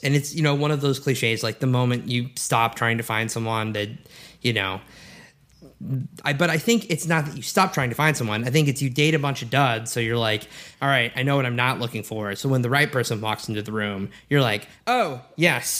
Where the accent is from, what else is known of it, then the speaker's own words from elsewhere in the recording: Edmond, Oklahoma, United States; moved away as an adult; also born or lived in Massachusetts; I grew up in Edmond, Oklahoma, very conservative